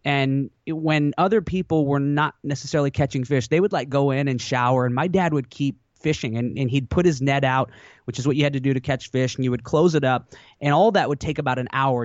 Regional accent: Washington, United States; also born or lived in Alaska; my parents moved me to Washington State when I was pretty young

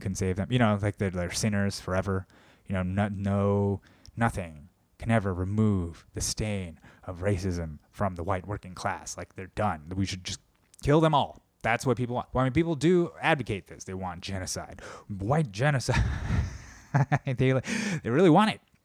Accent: United States; I'm Korean American

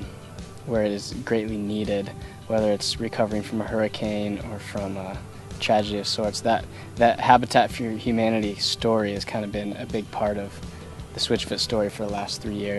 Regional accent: East Coast, United States; John and I, growing up on the East Coast, I think we're especially sensitive to kind of the raw power and destruction that can come from a hurricane.

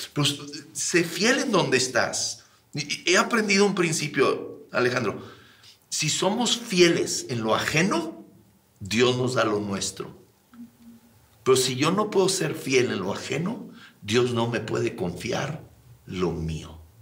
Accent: Sierra de Chihuahua, Mexico; also born or lived in Ciudad Juárez / El Paso, Texas; Yo crecí en la Sierra de Chihuahua

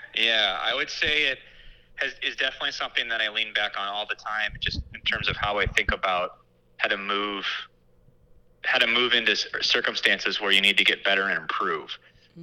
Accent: Batavia, Illinois, United States; also born or lived in St. Charles, Illinois; I grew up in St. Charles and Batavia in the western suburbs

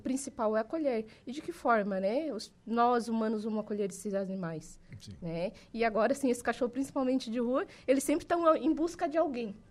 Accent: Araranguá, Santa Catarina, Brazil; moved away as an adult; now in Jaraguá do Sul, Brazil; eu sou natural de Araranguá

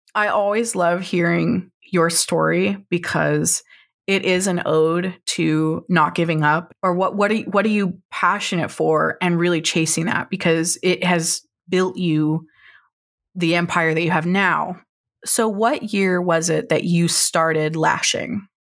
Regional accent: Oklahoma, United States; I grew up in Oklahoma

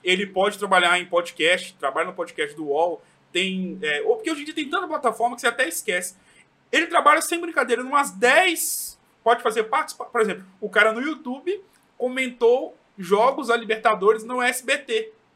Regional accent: Governador Valadares, Minas Gerais, Brazil; eu que sou aqui de Valadares

